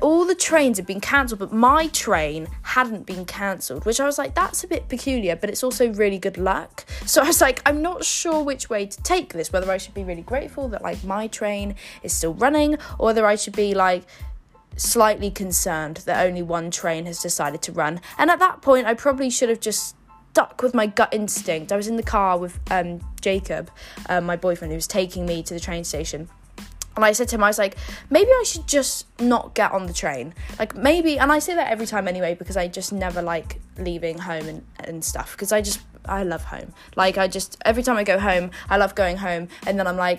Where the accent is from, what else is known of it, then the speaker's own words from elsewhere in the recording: Yeovil, South West England, United Kingdom; moved away as an adult; now in London, United Kingdom; I travel to and from Yeovil relatively often